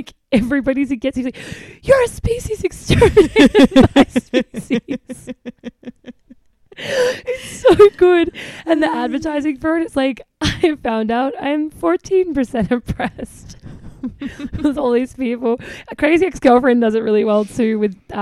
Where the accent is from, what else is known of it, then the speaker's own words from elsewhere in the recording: Australia; accent: Australian; moved away as an adult; now in United States; that was my Australian accent and I was trying to say the R's better because we just don't say them.